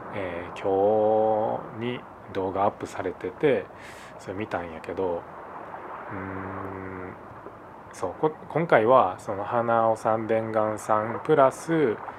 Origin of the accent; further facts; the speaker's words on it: Osaka, Japan; 俺も大阪出身